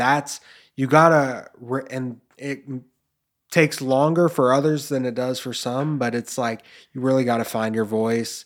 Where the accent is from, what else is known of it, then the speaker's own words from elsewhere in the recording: Memphis, Tennessee, United States; growing up in Memphis